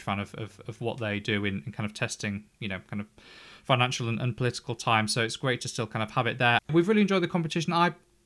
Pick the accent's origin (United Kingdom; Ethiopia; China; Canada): United Kingdom; England; because we're English